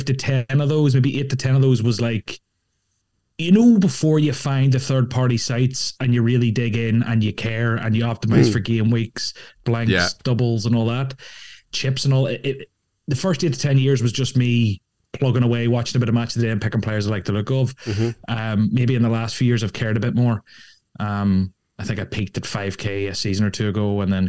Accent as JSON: {"language": "English", "country": "Ireland", "tie": "born or raised there", "said": "growing up in Ireland"}